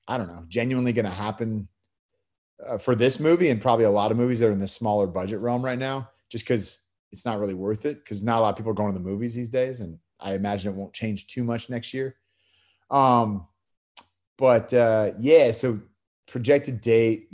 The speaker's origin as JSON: {"language": "English", "area": "the Bay Area", "region": "California", "country": "United States", "tie": "born or raised there", "also_born_or_lived": "San Diego", "lives_now": "Los Angeles, United States", "said": "I grew up in the Bay Area, moved down to San Diego"}